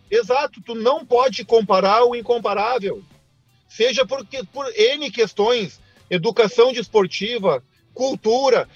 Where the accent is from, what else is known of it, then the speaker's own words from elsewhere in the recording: Rio Grande do Sul, Brazil; Eu, enquanto gaúcho